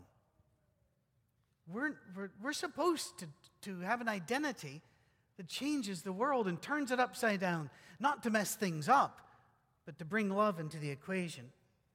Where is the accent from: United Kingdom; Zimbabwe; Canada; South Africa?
United Kingdom; Scotland; moved away; also born or lived in Detroit area / West Virginia; I'm still Scottish